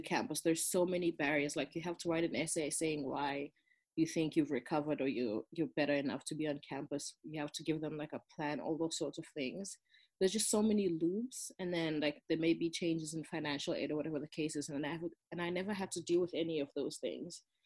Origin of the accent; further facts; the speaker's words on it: Durban, KwaZulu-Natal, South Africa; English is a second language; moved away as an adult; also born or lived in Johannesburg, South Africa / East Coast, United States; I grew up in South Africa, in Durban, which is like on the southeast coast um, of South Africa.